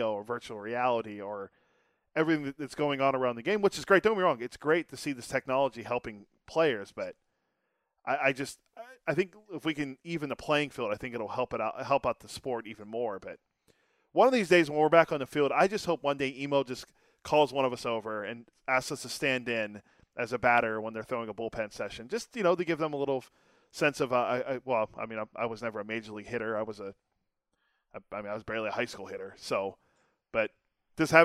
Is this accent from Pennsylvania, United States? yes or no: yes; Western Pennsylvania, United States; I grew up in Western Pennsylvania